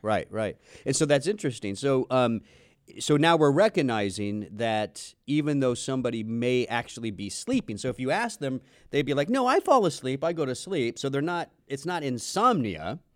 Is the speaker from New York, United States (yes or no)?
no; Southern California, United States; we grew up in Southern California